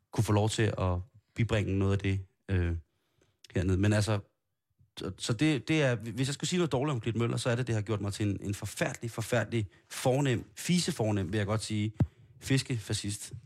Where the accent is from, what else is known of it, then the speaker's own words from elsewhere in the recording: Copenhagen, Capital Region of Denmark, Denmark; der er jeg jo så københavner